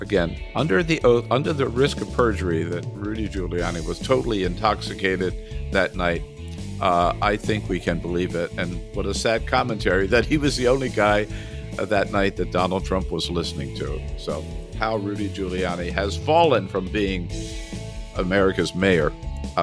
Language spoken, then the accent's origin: English; California, United States; as a Californian